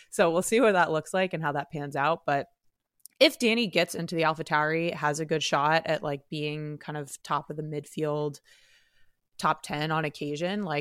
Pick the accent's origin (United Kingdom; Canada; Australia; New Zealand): Canada; Maybe he'll show up to Montreal as our Canadian.